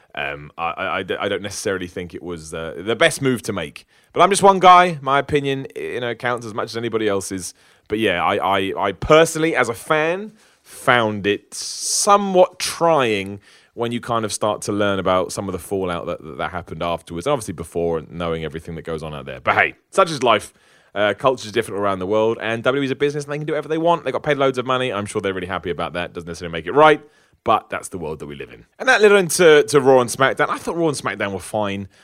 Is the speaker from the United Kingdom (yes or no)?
yes; United Kingdom; I'm a British person